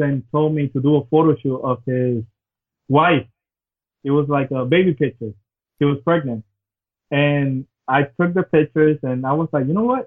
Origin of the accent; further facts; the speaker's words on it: Puerto Rico; now in Orlando, United States; I'm from Orlando, originally from Puerto Rico.